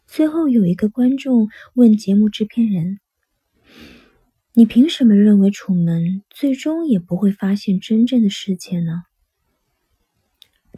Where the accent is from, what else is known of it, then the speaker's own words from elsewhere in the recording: China; 我们中国人